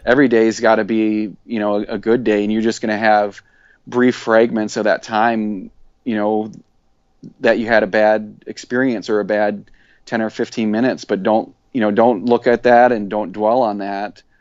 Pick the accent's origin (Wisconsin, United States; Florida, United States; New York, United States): Wisconsin, United States; South Central; I grew up in South Central Wisconsin